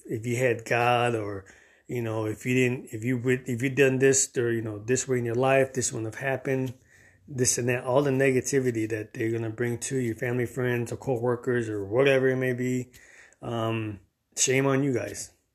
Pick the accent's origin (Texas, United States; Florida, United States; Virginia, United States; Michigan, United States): Florida, United States; Miami; I grew up in Miami, the three oh five, Dade County